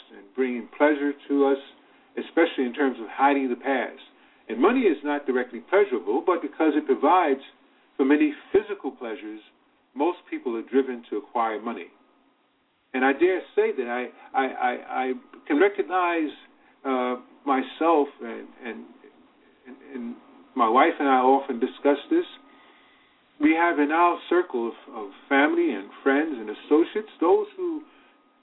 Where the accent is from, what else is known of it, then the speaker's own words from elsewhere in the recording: New York City, New York, United States; also born or lived in Virginia; I was raised in Virginia, born in Virginia, but raised in Harlem